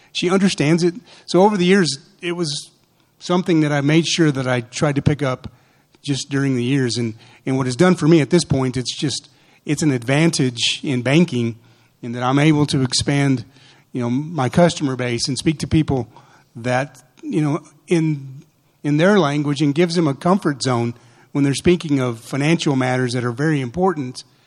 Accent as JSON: {"language": "English", "town": "Portales", "region": "New Mexico", "country": "United States", "tie": "born or raised there", "said": "The way we were raised in New Mexico"}